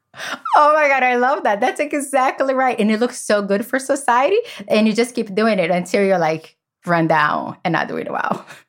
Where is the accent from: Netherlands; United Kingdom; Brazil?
Brazil; now in United States; I grew up in Brazil in a family that chaos is the only thing that we knew.